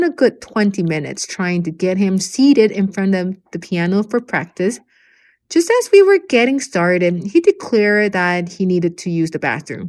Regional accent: Taiwan; moved away as an adult; also born or lived in Japan / Norway / United Kingdom / United Arab Emirates; now in Saudi Arabia; I was born and raised in Taiwan until I turned 18

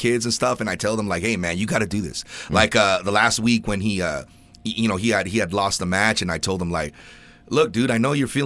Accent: Ventura, California, United States; I'm from Ventura, so we're like, you know, we're down in Southern California

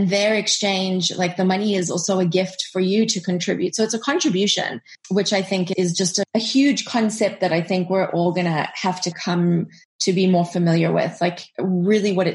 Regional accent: South Africa; moved away; also born or lived in United States; we are both South African, just like you, and we were living abroad

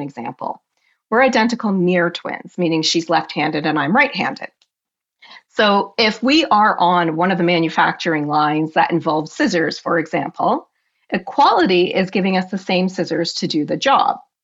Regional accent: Canada; I am Canadian, true and true

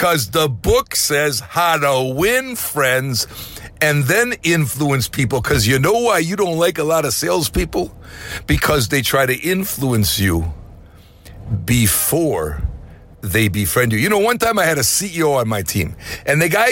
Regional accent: Wisconsin, United States; also born or lived in Costa Rica; now in Florida, United States; I bought a home in Florida when I grew up in Wisconsin

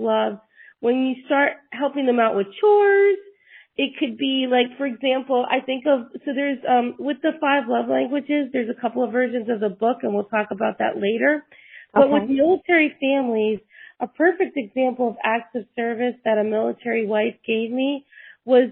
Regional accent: Puerto Rico; also born or lived in New York; now in Tennessee, United States; I was born in New York, raised in Puerto Rico.

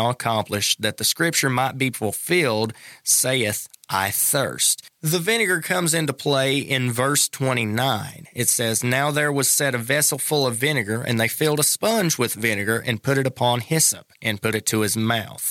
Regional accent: North Carolina, United States; growing up in North Carolina

